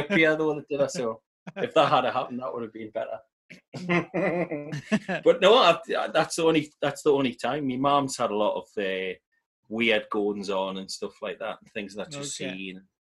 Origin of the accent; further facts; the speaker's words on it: South Shields, North East England, United Kingdom; we're from South Shields